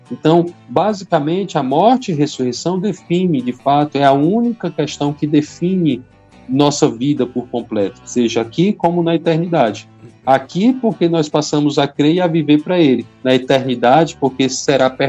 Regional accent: Ceará, Brazil; Eu ainda sou cearense.

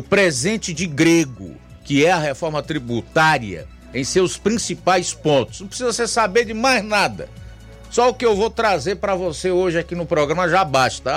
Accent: Brazil; eu sou brasileiro

